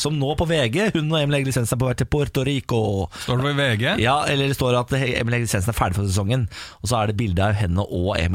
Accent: Sogndal, Vestland, Norway; Jeg er fra Sogndal.

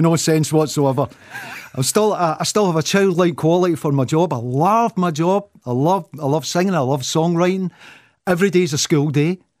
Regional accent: Clydebank, Scotland, United Kingdom; moved away; I still could go back to my ho, my hometown of Clyde Bank

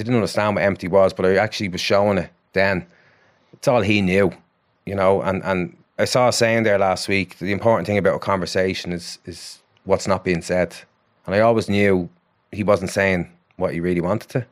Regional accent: Ballymore, Ireland; it's my hometown club, you know, it's only up the road

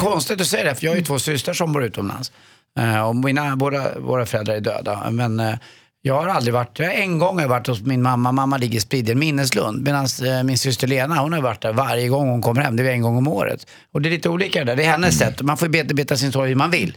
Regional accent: Sweden; man är som svensk

